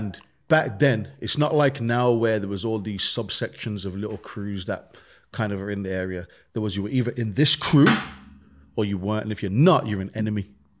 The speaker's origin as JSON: {"language": "English", "town": "Birmingham", "region": "West Midlands", "country": "United Kingdom", "tie": "born or raised there", "said": "Birmingham, when we grew up, like I said, man, we grew up in the ghetto. We grew up in the real slums. We grew up in Handsworth."}